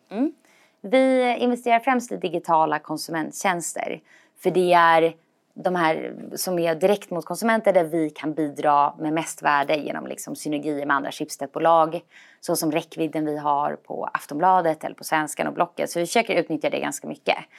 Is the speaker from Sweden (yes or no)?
yes; Stockholm, Stockholm County, Sweden; also born or lived in Copenhagen, Denmark; Jag är från Stockholm från början. Eh, och, eh, så jag är uppvuxen här.